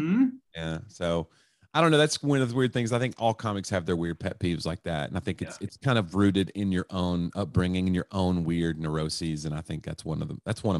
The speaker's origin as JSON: {"language": "English", "town": "Knoxville", "region": "Tennessee", "country": "United States", "tie": "born or raised there", "lives_now": "Nashville, United States", "said": "No, I grew up in East Tennessee, Knoxville, Tennessee."}